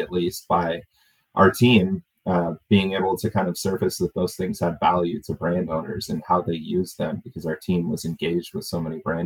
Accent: Oregon, United States; moved away; also born or lived in Florida; I grew up in Oregon

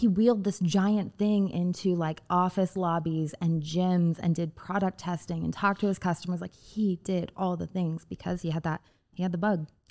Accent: Indiana, United States; a part of the state I spent a lot of time in growing up in Indiana

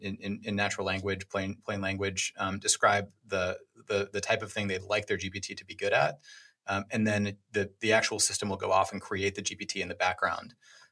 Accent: New York, United States; Yeah, well, so I'm from New York. I had no idea of anything going on the West Coast.

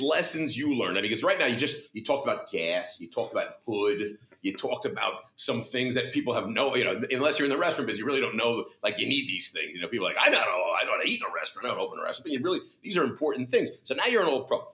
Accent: New Jersey, United States; my home state, the greatest state in the union

